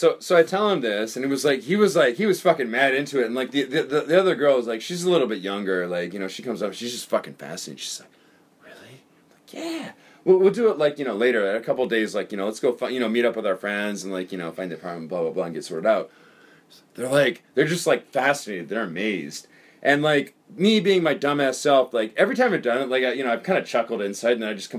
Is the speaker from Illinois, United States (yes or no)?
yes; Illinois, United States; I'm from Illinois. I've never seen a buffalo.